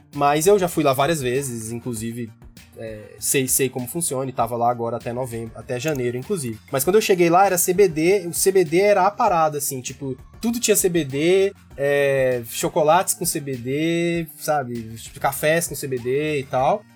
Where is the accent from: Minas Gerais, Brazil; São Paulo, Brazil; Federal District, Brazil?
Federal District, Brazil; Gama; moved away as an adult; also born or lived in New York, United States; estou neste momento no Gama, Distrito Federal, onde eu nasci e cresci